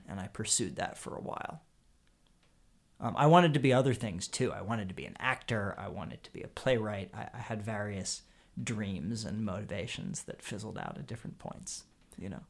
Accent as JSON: {"language": "English", "town": "Harrisburg", "region": "Pennsylvania", "country": "United States", "tie": "born or raised there", "moved": "yes", "lives_now": "Brooklyn, United States", "said": "I grew up in Harrisburg, Pennsylvania"}